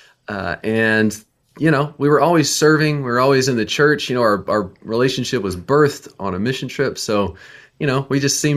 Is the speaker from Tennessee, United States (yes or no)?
yes; Nashville, Tennessee, United States; we're from Nashville, Tennessee